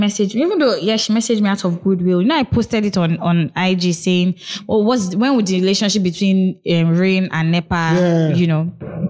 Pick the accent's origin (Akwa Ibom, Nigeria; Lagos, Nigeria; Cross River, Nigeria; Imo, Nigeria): Imo, Nigeria; I am from Imo State.